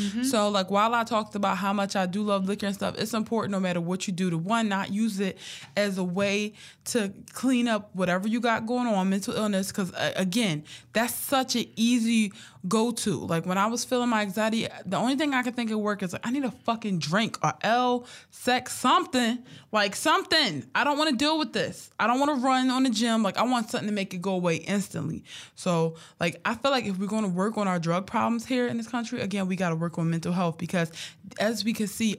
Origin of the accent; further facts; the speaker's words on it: Philadelphia, Pennsylvania, United States; But because I'm from Philly, he was right.